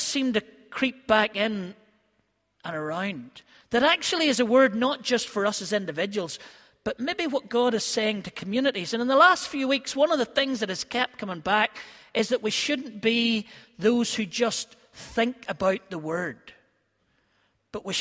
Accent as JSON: {"language": "English", "town": "Ballymena", "region": "Northern Ireland", "country": "United Kingdom", "tie": "born or raised there", "said": "growing up in Harryville or Gilgorm around Ballymena"}